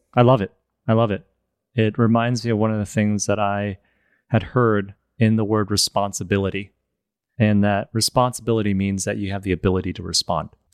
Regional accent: Michigan, United States; moved away; also born or lived in China; I was born in China, moved to Michigan, when I was seven and grew up there

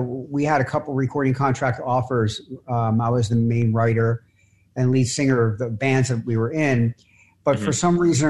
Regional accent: Philadelphia, Pennsylvania, United States; I'm from Philadelphia. We boot Santa Claus

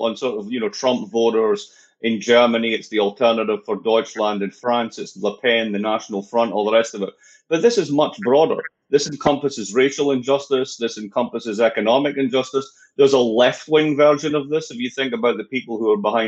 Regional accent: Scotland, United Kingdom; moved away as an adult; also born or lived in New York; now in United States; I'm from Scotland, part of, you know, the United Kingdom.

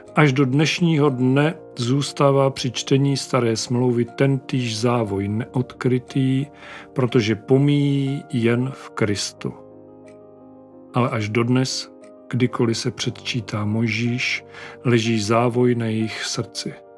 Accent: Moravia, Czechia; jak říkáme u nás na Moravě

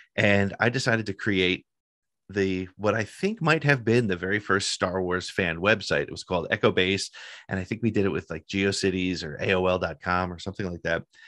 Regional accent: northern New Jersey, United States; I grew up in, uh, northern New Jersey

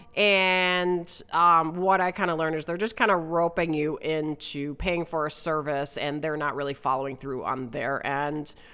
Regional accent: Wisconsin, United States; moved away as an adult; also born or lived in West Coast, United States; my home state of Wisconsin

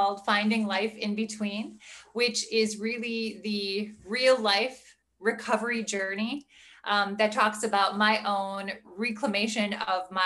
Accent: Midwest, United States; also born or lived in Milwaukee, Wisconsin; I am from the Midwest. I live in the Milwaukee, Wisconsin area

